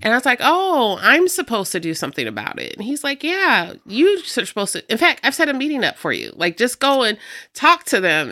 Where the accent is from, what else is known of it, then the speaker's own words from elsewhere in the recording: Rock Island, Illinois, United States; also born or lived in Davenport, Iowa; I grew up here in Rock Island. I am, um, a Riverview kid